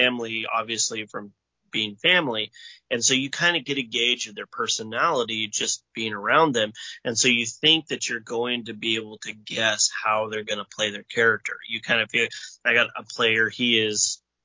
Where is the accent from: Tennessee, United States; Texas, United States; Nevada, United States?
Nevada, United States; Northeast; now in Tucson, United States; I grew up in Northeast Nevada, where they have both types of music, country and Western